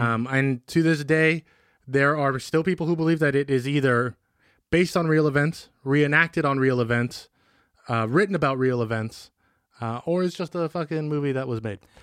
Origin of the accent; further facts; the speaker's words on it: Benicia, California, United States; growing up in Benicia